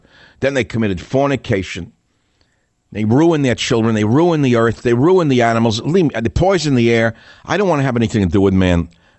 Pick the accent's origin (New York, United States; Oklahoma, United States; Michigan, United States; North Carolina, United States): New York, United States; Like many of you don't understand me because I'm from New York, not from America. So no matter how many years I've not been in New York, you still can't understand half the words I say because I talk too fast.